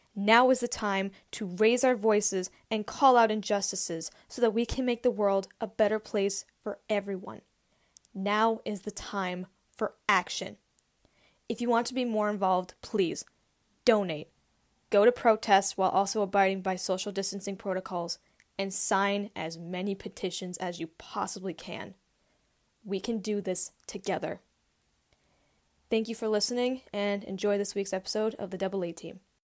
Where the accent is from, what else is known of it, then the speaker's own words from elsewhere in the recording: Malden, Massachusetts, United States; the most notable thing about my hometown, which no one talks about, um, is it was the birthplace and founding place of Converse